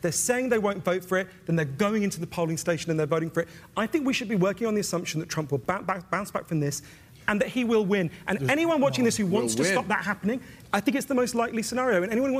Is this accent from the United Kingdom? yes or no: yes; United Kingdom; as a British person